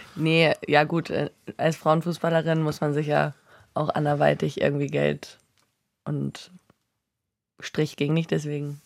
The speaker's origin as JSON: {"language": "German", "region": "Northern Germany", "country": "Germany", "tie": "born or raised there", "said": "ich in Norddeutschland aufgewachsen bin"}